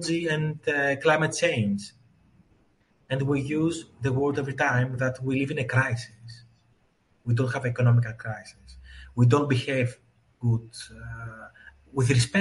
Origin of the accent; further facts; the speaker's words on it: Greece; I was born in Greece